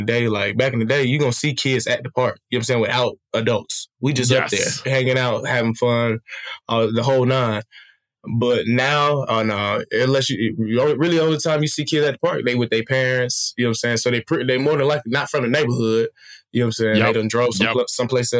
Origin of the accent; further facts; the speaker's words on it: Smyrna, Georgia, United States; moved away as an adult; also born or lived in Beijing, China; I'm born and raised in Smyrna, Georgia, specifically. Well, I was born in Fulton County, but raised in Smyrna